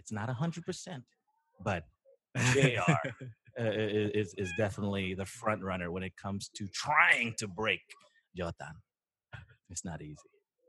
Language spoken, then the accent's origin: English; Philippines; We're Filipino. We know people.